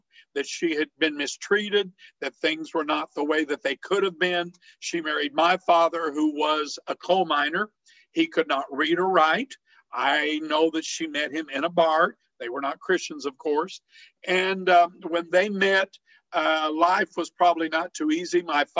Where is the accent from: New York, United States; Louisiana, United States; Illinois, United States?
Illinois, United States; Herrin; moved away; I am originally from Southern Illinois, a little town called Heron, Illinois. And this is an area that is coal mining country.